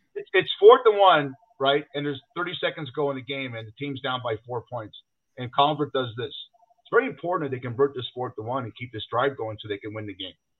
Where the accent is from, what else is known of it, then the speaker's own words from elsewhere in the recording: Los Angeles, California, United States; I'm from Los Angeles